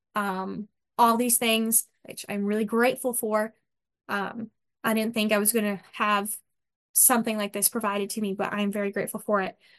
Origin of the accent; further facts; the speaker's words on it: United States; We are American and we are Christian